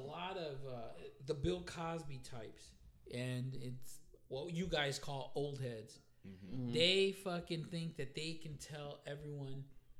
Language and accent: English; Puerto Rico; Puerto Ricans are always going to represent, and you know, we hold our culture and our heritage sacred.